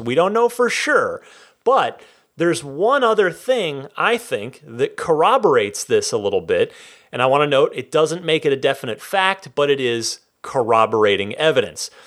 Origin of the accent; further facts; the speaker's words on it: Vernon, New Jersey, United States; moved away; I am from New Jersey originally. Vernon, represent.